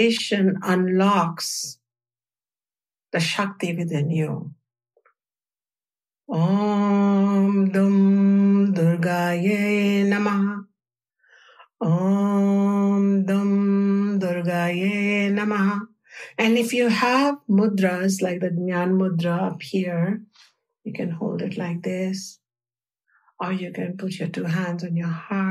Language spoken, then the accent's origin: English; India; the culture that I grew up in India